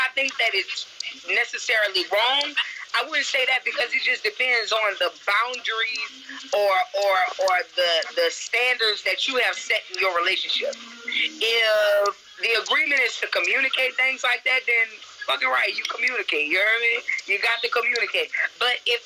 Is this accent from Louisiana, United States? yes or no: yes; New Orleans, Louisiana, United States; I'm from New Orleans.